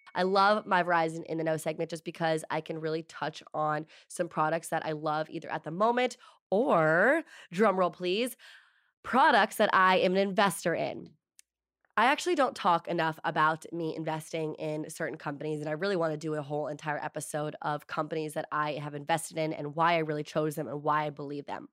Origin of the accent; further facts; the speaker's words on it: East Coast, United States; also born or lived in New York; now in Los Angeles, United States; I am from the East Coast